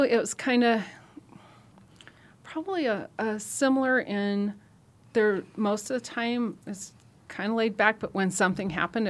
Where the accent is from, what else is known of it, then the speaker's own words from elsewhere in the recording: Nebraska, United States; I'm from Nebraska. Mm-hmm. And I grew up outside of a town of 250.